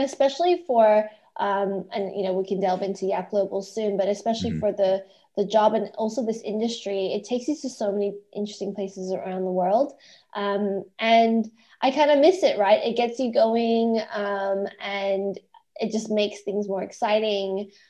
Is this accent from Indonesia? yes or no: yes; Indonesia; also born or lived in Malaysia / Australia; So I'm actually Australian, but I was born in Malaysia and grew up in Indonesia. So I've got quite a global background.